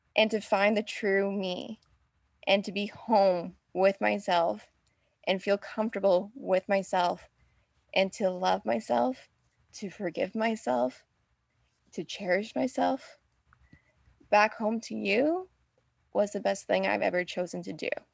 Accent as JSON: {"language": "English", "region": "Ontario", "country": "Canada", "said": "I'm from Ontario, but my job was in British Columbia"}